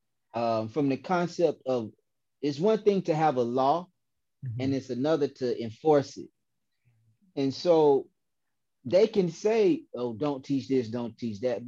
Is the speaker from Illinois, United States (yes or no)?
no; Decatur, Georgia, United States; I grew up and live in South DeKalb